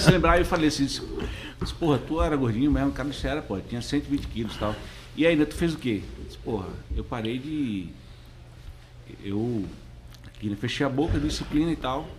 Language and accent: Portuguese; Northeast Region, Brazil; eu sou do Nordeste lá, vivo lá naquele